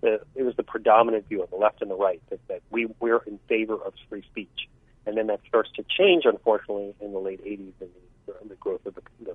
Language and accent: English; New York City, New York, United States; It's from Queens, my hometown